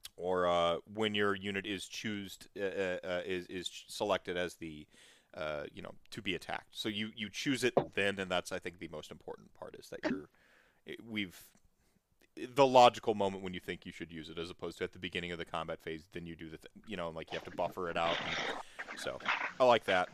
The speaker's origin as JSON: {"language": "English", "country": "United States", "said": "I come from America"}